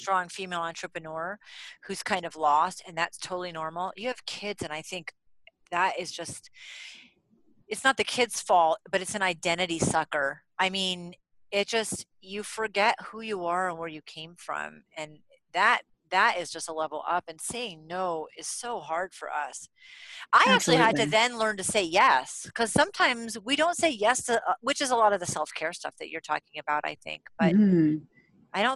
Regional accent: Vermont, United States; I grew up in Vermont

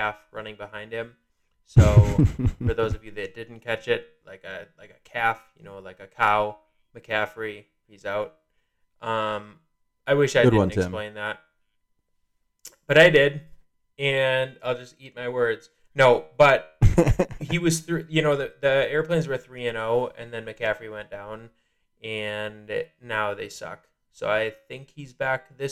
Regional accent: Wisconsin, United States; I'm from Wisconsin

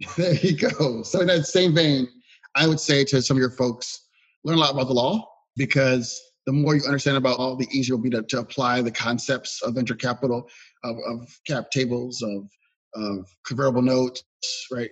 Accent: Philadelphia, Pennsylvania, United States; as a Philadelphian

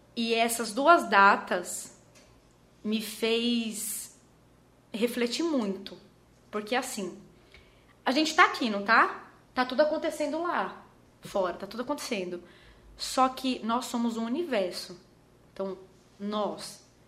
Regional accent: Osasco, São Paulo, Brazil; now in Maceió, Brazil; Eu nasci em Presidente Altino, Osasco, São Paulo. E eu tive uma infância muito simples

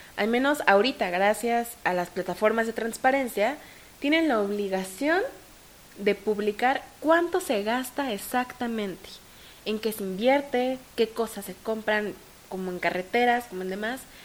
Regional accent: Mexico; mi codelegada y yo como mexicanas

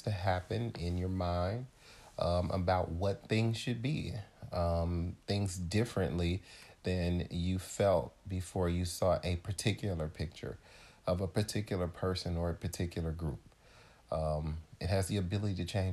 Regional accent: St. Louis, Missouri, United States; now in Chicago, United States; I am originally from St. Louis, Missouri, so the great majority of my family and friends are there. I'm currently in Chicago

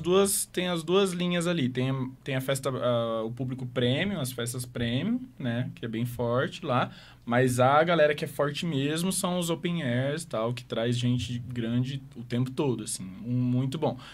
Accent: Maringá, Paraná, Brazil; moved away as an adult; now in Curitiba, Brazil; eu morei em Maringá desde sempre

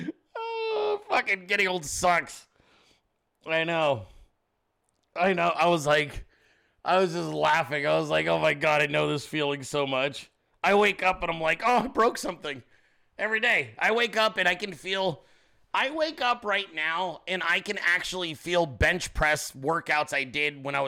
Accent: Alaska, United States; moved away; I was born in Alaska, okay? My family's all from there.

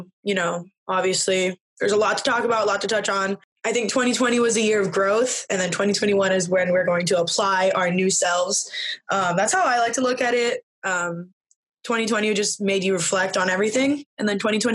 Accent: Southern California, United States; I'm from Southern California

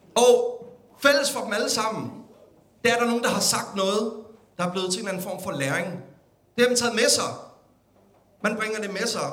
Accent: Denmark

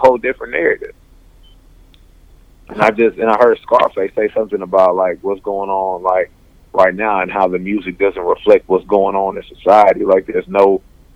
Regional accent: Houston, Texas, United States; I'm from the southwest side of Houston, Texas. I'm from Forum Park

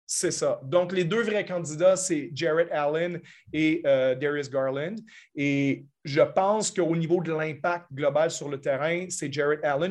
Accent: Canada; en tant que Canadien moi-même

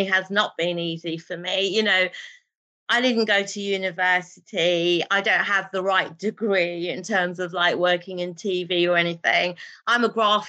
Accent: Birmingham, West Midlands, United Kingdom; first language Urdu; I'm a grassroots girl, you know, born and bred in Birmingham

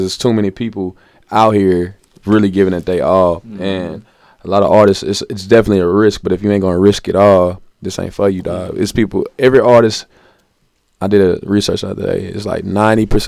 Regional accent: Nashville, Tennessee, United States; I'm from Nashville

